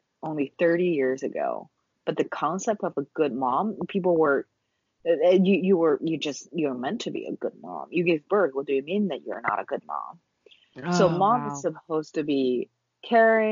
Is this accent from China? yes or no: yes; China; moved away as an adult; growing up in China, attending public schools throughout my entire life until college